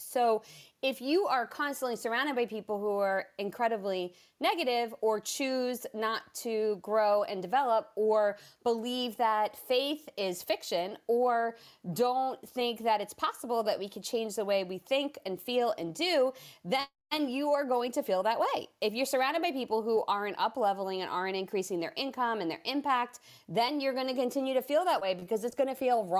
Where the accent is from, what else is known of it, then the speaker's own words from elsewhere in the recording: New Jersey, United States; now in Georgia, United States; It's why I am originally from the Northeast. I moved to Georgia, where I live now, from New Jersey.